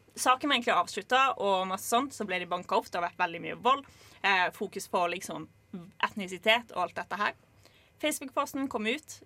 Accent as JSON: {"language": "Norwegian", "town": "Lillesand", "region": "Agder", "country": "Norway", "said": "jeg kommer jo fra Lillesand"}